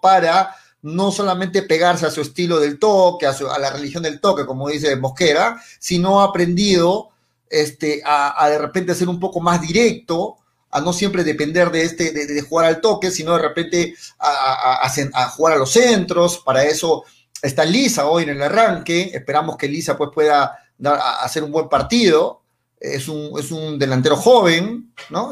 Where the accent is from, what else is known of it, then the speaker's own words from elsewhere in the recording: Peru; como peruanos